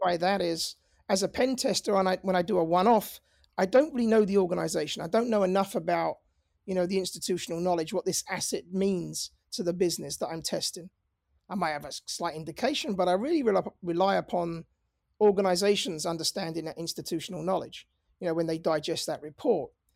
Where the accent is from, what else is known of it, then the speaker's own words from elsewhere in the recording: London, United Kingdom; moved away as an adult; my accent is, you know, I'm from North London. Um, I was born and raised in London. Uh, I moved over here about twenty years ago. I never lost my accent